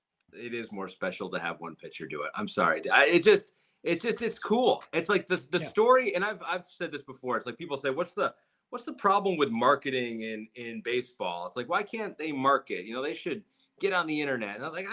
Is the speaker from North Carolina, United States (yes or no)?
no; Michigan, United States; growing up in Michigan.